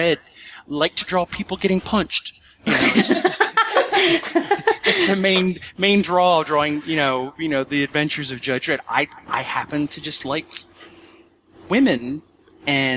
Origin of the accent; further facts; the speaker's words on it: United States; I'm an American